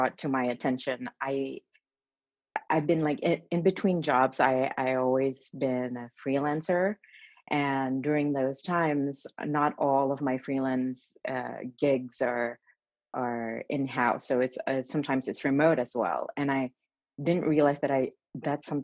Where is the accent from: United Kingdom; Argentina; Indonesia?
Indonesia; moved away as an adult; also born or lived in Melbourne, Australia; now in New York, United States; I was born and raised in Indonesia, and since I was a little kid, my dream was just to go to New York